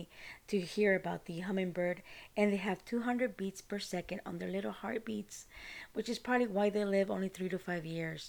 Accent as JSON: {"language": "English", "country": "Costa Rica", "moved": "yes", "lives_now": "United States", "said": "I'm from Costa Rica"}